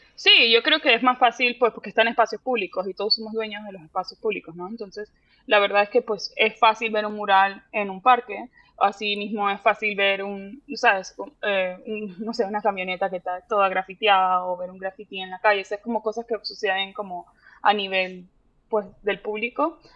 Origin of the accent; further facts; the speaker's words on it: Panama; moved away as an adult; also born or lived in Miami, United States / Puerto Rico; now in Dallas, United States; yo viví pues en Miami, en Puerto Rico y luego en Panamá, pero yo digo que soy de Panamá porque fue como el lugar donde más he pasado tiempo